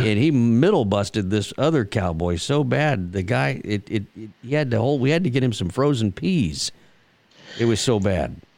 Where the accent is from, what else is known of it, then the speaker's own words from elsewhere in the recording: Texas, United States; growing up in Texas, my my dad and a lot of the old ranchers uh, would always talk.